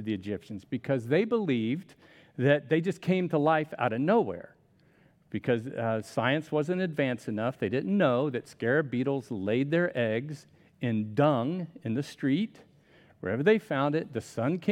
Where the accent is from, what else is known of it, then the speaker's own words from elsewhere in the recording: Miami, Florida, United States; now in Southern California, United States; I grew up in Miami, which had every bug you could ever imagine